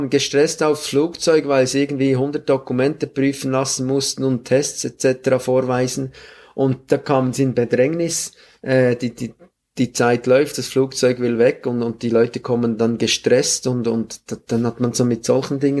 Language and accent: German; Grenchen, Solothurn, Switzerland; Ich bin auch in Grenchen groß geworden und dort war alles sehr professionell und sehr strukturiert.